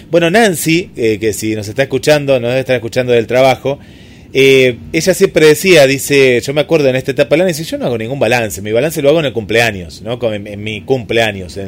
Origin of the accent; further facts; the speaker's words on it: Argentina; yo siempre soy muy, muy argentino en eso